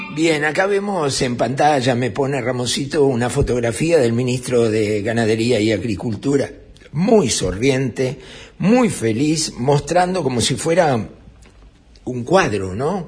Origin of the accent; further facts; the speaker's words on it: Uruguay; somos los uruguayos